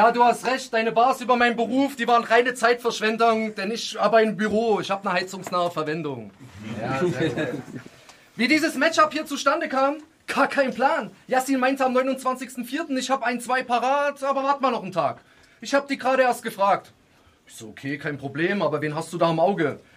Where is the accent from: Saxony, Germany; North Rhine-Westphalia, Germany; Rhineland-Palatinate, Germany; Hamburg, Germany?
Saxony, Germany; ja, ich komme auch aus Sachsen, aber nicht aus Sachsen-Anhalt. Denn im Sachsen fehlt es nicht an Halt